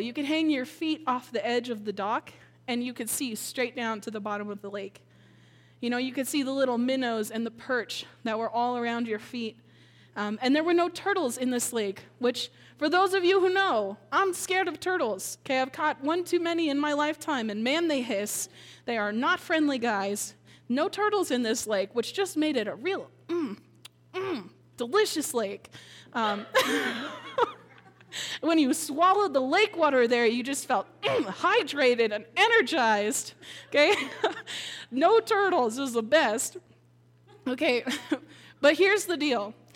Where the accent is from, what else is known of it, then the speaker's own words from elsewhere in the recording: Minnesota, United States; moved away; I grew up in Minnesota